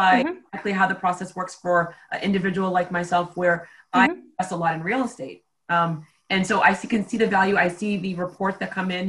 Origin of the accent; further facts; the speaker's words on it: Haiti; now in United States; I'm from Haiti